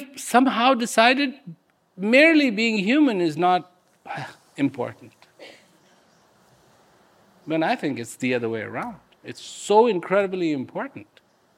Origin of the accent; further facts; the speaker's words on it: India; I was born in India.